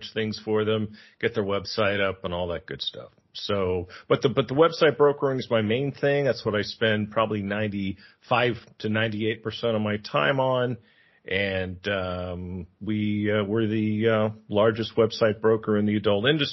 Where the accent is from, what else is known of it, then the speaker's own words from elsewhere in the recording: San Francisco, California, United States; now in Thailand; I'm from San Francisco. I live in Thailand.